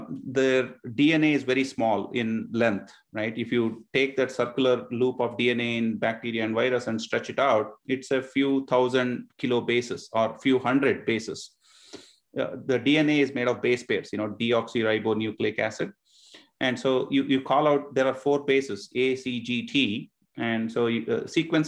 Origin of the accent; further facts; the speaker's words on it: India; now in Northern Virginia, United States; about half of my life so far was spent growing up in India, and the other half growing up here in Northern Virginia.